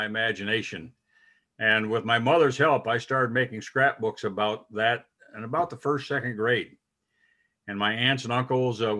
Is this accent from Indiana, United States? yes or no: yes; Crown Point, Indiana, United States; I grew up in Northwest Indiana, my hometown. I call Crown Point